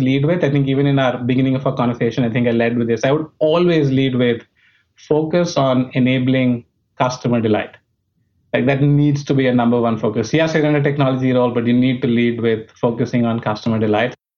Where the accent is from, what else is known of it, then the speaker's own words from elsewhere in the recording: New Delhi, Delhi, India; moved away as an adult; I was born in India, uh, brought up in New Delhi, which was the capital